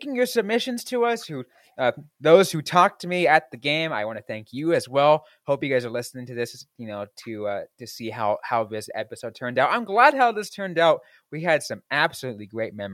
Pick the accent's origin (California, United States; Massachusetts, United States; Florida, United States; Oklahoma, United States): California, United States; Bay Area; as a kid growing up in the Bay Area